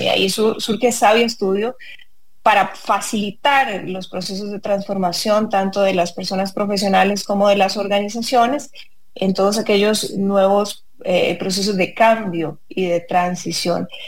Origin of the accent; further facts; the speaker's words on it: San Ramón, Alajuela, Costa Rica; yo nací y crecí en San Ramón